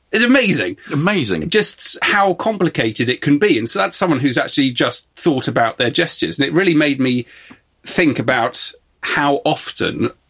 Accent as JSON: {"language": "English", "town": "Exeter", "region": "South West England", "country": "United Kingdom", "said": "Okay, the... so we're both from Exeter. We both walk past this every day and also chat about history on Cathedral Green quite a lot."}